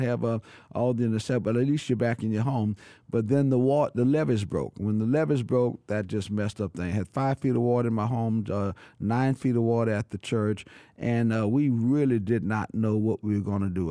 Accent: New Orleans, Louisiana, United States; I born and raised in New Orleans, but I've been there all of my life

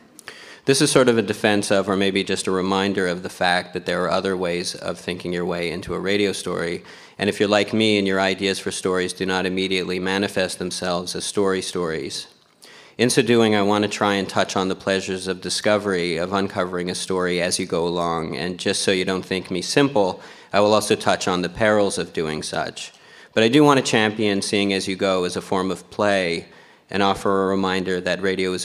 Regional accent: Canada; they know that I'm Canadian

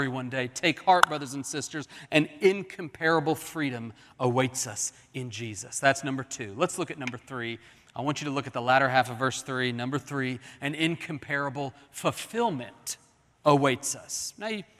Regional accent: Oklahoma City, Oklahoma, United States; When I was growing up in Oklahoma City, we would drive from Oklahoma City to Kansas City to see my grandparents.

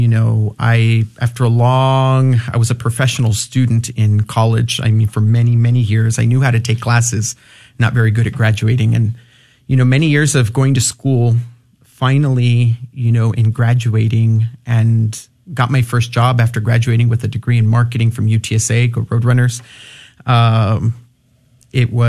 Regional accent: El Paso, Texas, United States; now in San Antonio, United States; I'm originally from El Paso, born and raised, El Chuco, Chuco Town

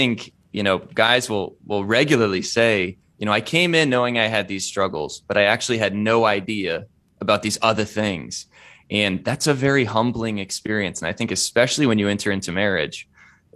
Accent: Indiana, United States; I'm from Indiana, which is a little milder

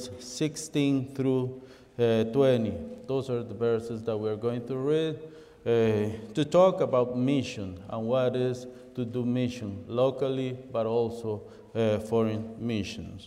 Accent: El Salvador; English is a second language; now in Toronto, Canada; I was born in El Salvador, but in 1989, I came to the city of Toronto to live in there

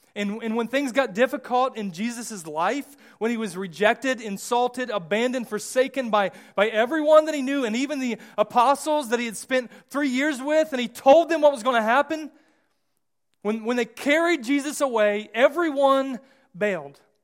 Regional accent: United States; I, I'm American

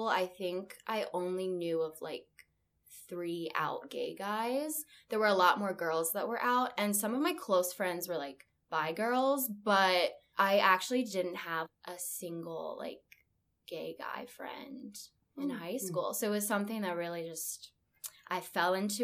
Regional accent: West Virginia, United States; I'm from West Virginia

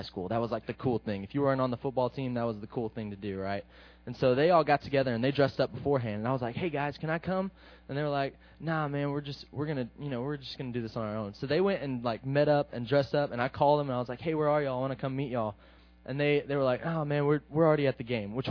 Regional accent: Midland, Texas, United States; I'm from Midland, Texas

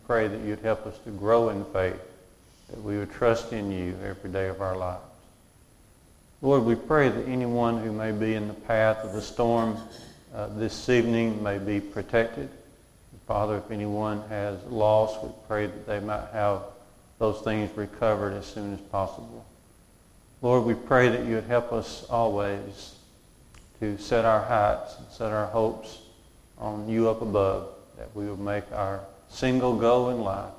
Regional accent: Walker County, Alabama, United States; I grew up in Waukegan. We went to church out near Smith Lake at Curry Church of Christ

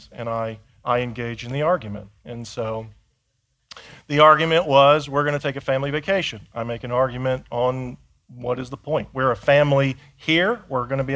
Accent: Indiana, United States; I grew up in Indiana

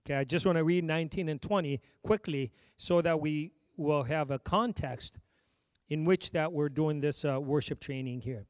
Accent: Ethiopia; moved away; I came from Ethiopia

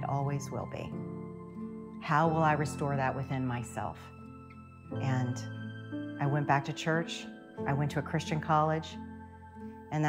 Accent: Lexington, Kentucky, United States; moved away as an adult; also born or lived in Ohio; Lexington, my hometown

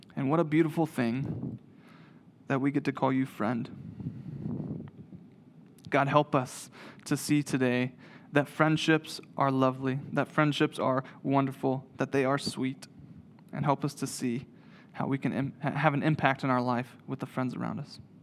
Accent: Waynesville, North Carolina, United States; moved away as an adult; also born or lived in Greensboro, North Carolina; grew up in Waynesville

